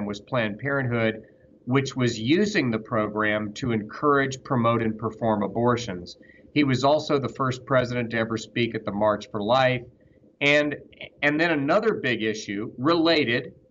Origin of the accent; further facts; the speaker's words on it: Georgia, United States; the Democratic Party that I grew up seeing in Georgia, in my home state